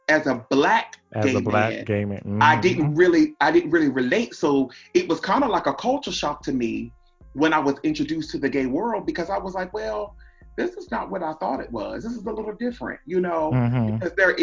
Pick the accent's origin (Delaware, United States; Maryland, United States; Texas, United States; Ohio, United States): Delaware, United States; Seaford; I'm from Seaford, which is like the lower part